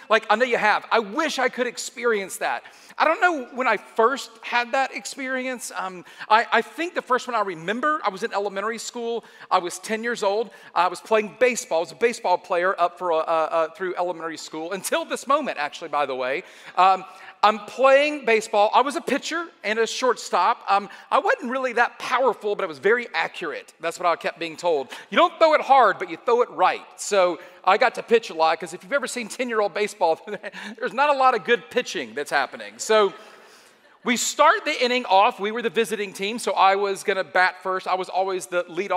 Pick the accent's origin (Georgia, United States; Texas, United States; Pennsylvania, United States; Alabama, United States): Georgia, United States; Atlanta; I am from Atlanta